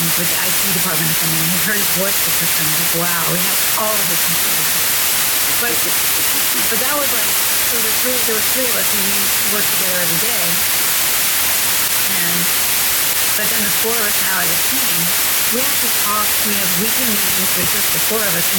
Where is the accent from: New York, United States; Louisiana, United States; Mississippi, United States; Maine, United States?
New York, United States; New York City; now in Los Angeles, United States; as a New Yorker